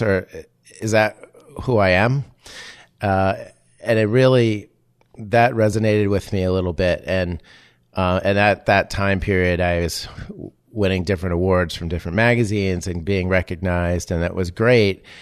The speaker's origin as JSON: {"language": "English", "town": "Amesbury", "region": "Massachusetts", "country": "United States", "also_born_or_lived": "Los Angeles", "moved": "as an adult", "said": "coming from small town Amesbury, Massachusetts"}